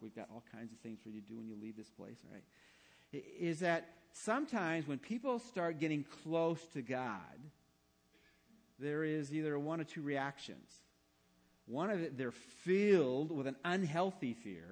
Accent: Englewood, United States; part of the time I grew up was in Englewood

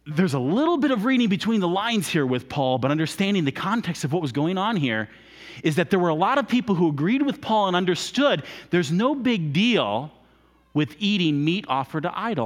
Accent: United States; we're Americans

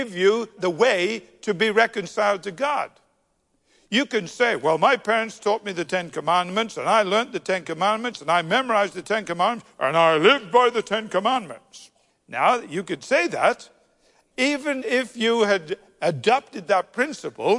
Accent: United Kingdom; being terribly British

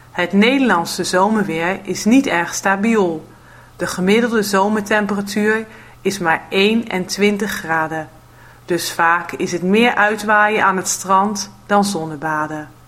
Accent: Netherlands; moved away; ik kom uit Nederland. Ik woon nu niet meer in Nederland, maar kom nog twee keer per jaar in Nederland. Meestal twee weken in de zomervakantie en een week rond de kerst.

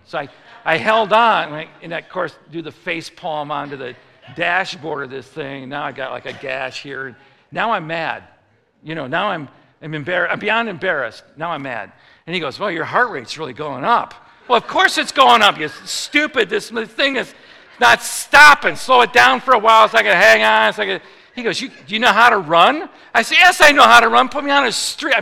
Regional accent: Chicago, Illinois, United States; I'm from Chicago

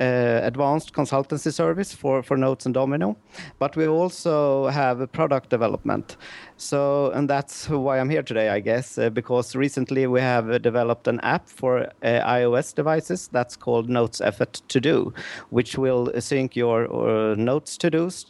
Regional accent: Helsingborg, Skåne, Sweden; Yeah, I'm from Sweden, from Helsingborg in Sweden.

